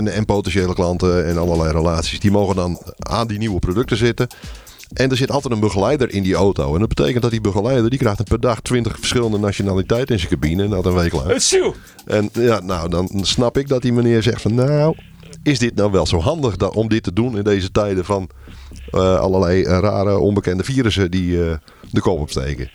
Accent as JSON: {"language": "Dutch", "country": "Netherlands", "said": "wij als Nederlanders"}